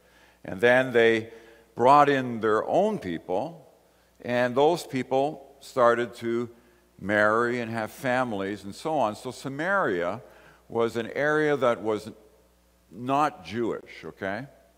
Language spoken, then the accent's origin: English; Ireland; I came from Ireland. I was born in Ireland.